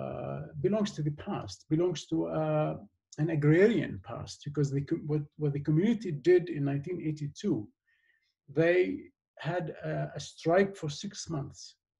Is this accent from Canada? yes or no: no; Golan Heights, Israel; I'm also from the Golan Heights, so I'm speaking about the both places.